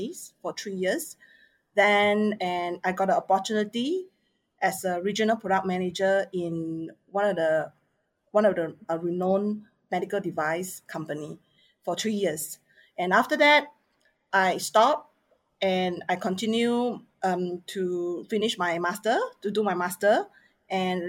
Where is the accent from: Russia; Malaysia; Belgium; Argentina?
Malaysia; Penang; I'm from Penang.